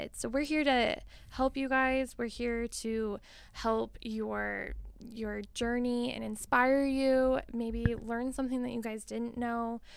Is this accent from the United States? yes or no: yes; Billings, Montana, United States; also born or lived in Missoula, Montana; I was born and raised in Billings, Montana